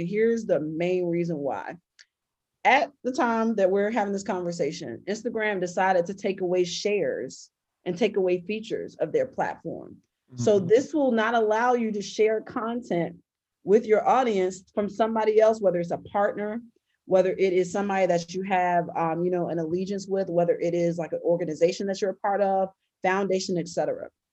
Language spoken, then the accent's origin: English; Baltimore, Maryland, United States; my dad was a really well-known high school and um, college coach in my hometown.